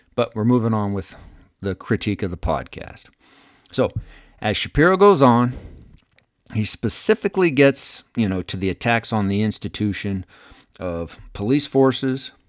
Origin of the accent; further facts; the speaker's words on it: United States; we as the American people